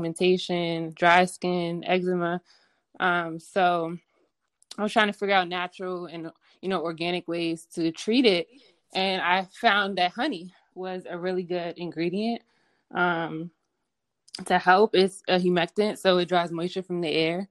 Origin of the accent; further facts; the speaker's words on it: Prince George's County, Maryland, United States; moved away as an adult; now in Los Angeles, United States; I'm from Maryland